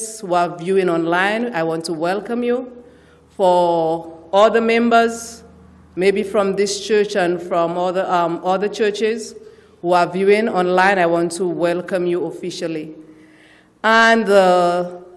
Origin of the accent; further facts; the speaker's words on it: St. Lucia; also born or lived in Austin, Texas; now in Dallas area, United States; I hail from St. Lucia in the Caribbean